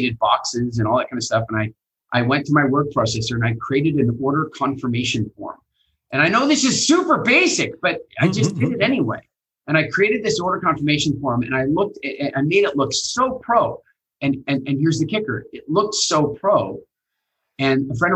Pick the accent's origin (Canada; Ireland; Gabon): Canada; accent: Canadian; moved away; also born or lived in England; I was in England and I had my Canadian accent.